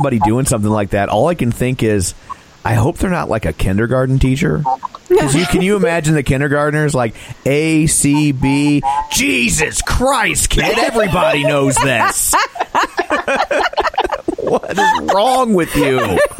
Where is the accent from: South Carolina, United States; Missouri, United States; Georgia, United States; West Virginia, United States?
Missouri, United States; St. Louis; we're from St. Louis, so our city's a little rougher.